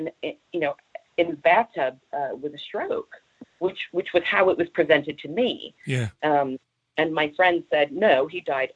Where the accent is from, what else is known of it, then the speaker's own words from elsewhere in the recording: Long Branch, New Jersey, United States; now in Knaresborough, United Kingdom; I come from Long Branch, New Jersey